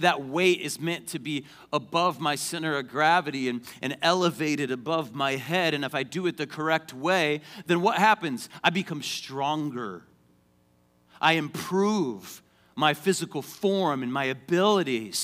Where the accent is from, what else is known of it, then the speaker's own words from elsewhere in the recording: Payson, Arizona, United States; I grew up in Payson, Arizona, went to high school